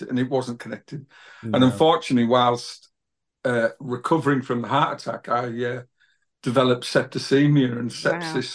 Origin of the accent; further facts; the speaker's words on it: Middlesbrough, North East England, United Kingdom; moved away as an adult; now in North Yorkshire, United Kingdom; I was born in Grangetown, Whitworth Road, which is like a really poor part of a suburb of Middlesbrough